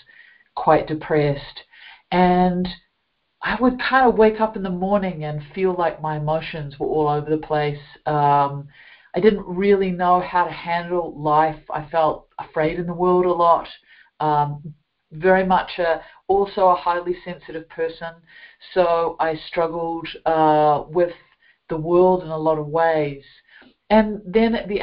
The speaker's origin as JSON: {"language": "English", "country": "New Zealand", "tie": "born or raised there", "said": "as you can hear from my accent, I grew up in a beautiful country of New Zealand"}